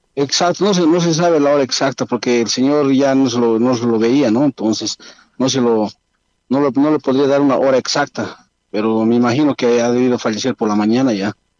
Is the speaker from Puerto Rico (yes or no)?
no; Bolivia